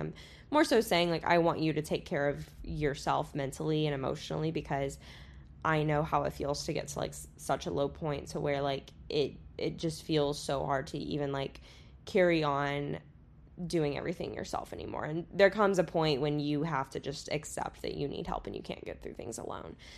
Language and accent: English; Florida, United States; moved away as an adult; now in Texas, United States; I still say I'm going home if I'm going to Florida